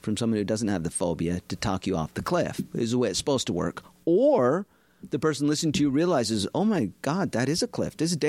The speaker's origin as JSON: {"language": "English", "region": "Utah", "country": "United States", "moved": "yes", "said": "I'm from Utah originally"}